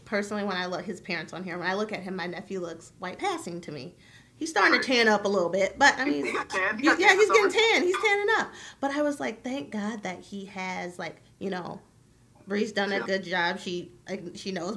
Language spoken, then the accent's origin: English; Iowa, United States; I grew up in Iowa